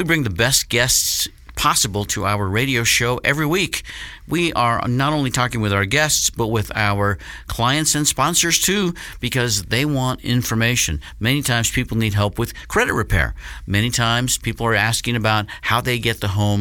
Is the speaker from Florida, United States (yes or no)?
no; Denver, Colorado, United States; I was born in Denver and in Colorado, but Denver is my team